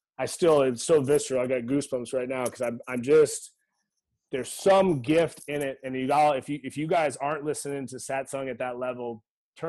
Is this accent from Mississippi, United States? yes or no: no; Eugene, Oregon, United States; I grew up in Eugene, Oregon.